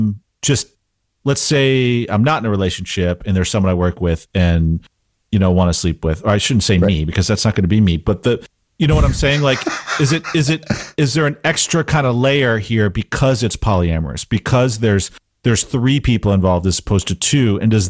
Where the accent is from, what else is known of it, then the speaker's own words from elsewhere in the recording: Canada; To preface, I'm Canadian.